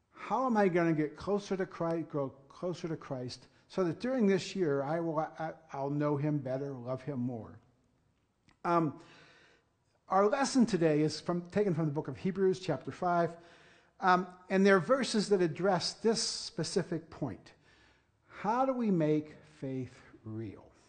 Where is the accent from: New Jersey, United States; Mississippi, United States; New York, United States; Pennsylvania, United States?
Pennsylvania, United States; Punxsutawney; moved away; I am actually born and raised in Punxsutawney